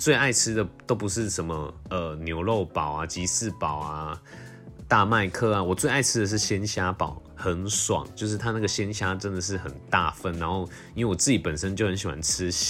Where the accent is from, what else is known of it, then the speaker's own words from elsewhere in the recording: Tainan, Taiwan; 因为我很喜欢咸甜咸甜，可能就是也是因为我是台南人之类的，就蛮喜欢吃芋头派的。